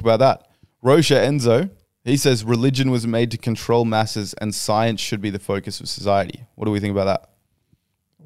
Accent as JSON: {"language": "English", "country": "Australia", "said": "We're all from Australia"}